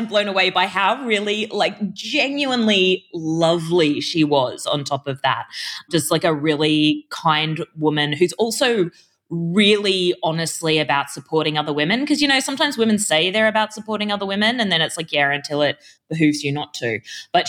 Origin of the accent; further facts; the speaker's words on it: Brisbane, Queensland, Australia; also born or lived in Sydney; I grew up in a suburb called Zilmere in Brisbane, which was a housing commission estate.